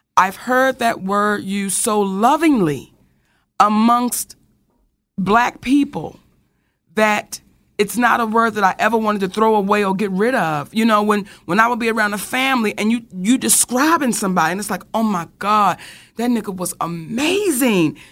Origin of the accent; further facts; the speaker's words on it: Randallstown, Maryland, United States; we grew up in Randallstown, Maryland, back in the late 70s, early 80s